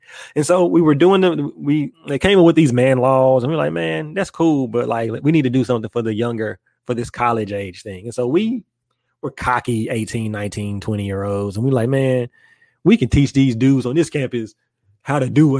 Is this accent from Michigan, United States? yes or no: no; Memphis, Tennessee, United States; moved away; I'm from Memphis